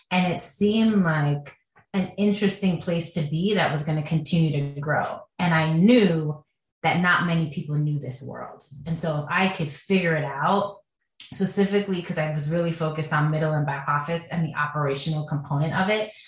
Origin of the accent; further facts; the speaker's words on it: Jamaica; now in United States; and we come from Jamaica, which is a cash country.